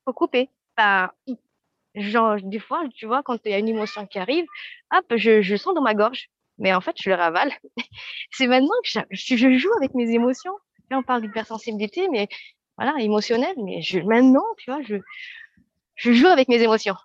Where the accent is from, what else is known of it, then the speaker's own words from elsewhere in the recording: Madagascar; moved away as an adult; now in France; alors je viens de Madagascar